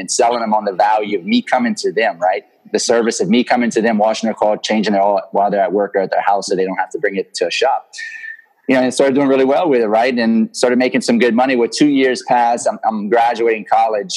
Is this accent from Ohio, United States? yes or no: no; Lafayette, Louisiana, United States; I'm from Lafayette, Louisiana